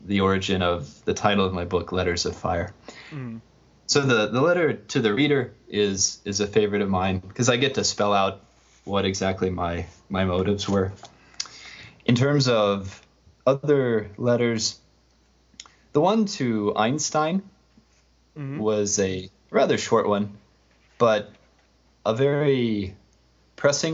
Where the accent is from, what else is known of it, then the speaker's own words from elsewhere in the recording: Nebraska, United States; I grew up in Nebraska